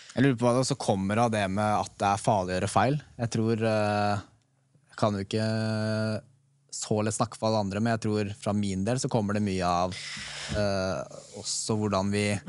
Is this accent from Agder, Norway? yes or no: no; Oslo, Norway; jeg er fra Oslo